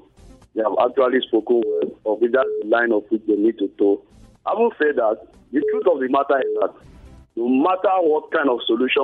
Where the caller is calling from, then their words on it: Jos, Plateau, Nigeria; calling from Tudunwada.